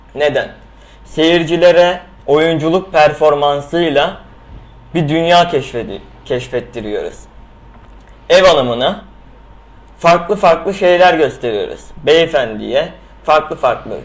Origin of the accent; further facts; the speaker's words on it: Istanbul, Turkey; also born or lived in Izmit, Kocaeli (ancestry); Aslen İzmit Kocaeli'liyim. Doğma büyüme İstanbulluyum